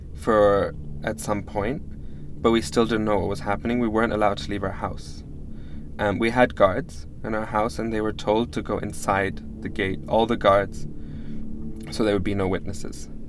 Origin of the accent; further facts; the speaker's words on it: Pakistan; also born or lived in Damascus, Syria; I was born in Damascus, Syria, and I was raised in, in Pakistan by uh, a Lebanese mother and a Pakistani father